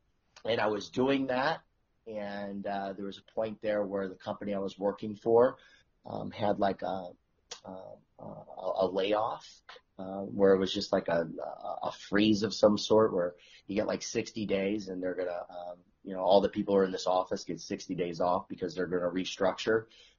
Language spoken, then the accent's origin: English; Illinois, United States; moved away; I came from a wrestling family. I'm from Illinois. Wrestled at Glenbard North High School.